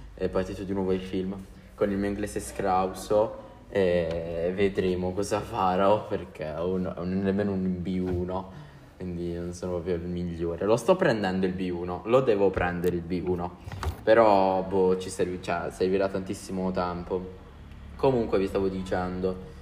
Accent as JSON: {"language": "Italian", "region": "Apulia", "country": "Italy", "accent": "Apulian dialect", "said": "nel mio dialetto, io sono pugliese"}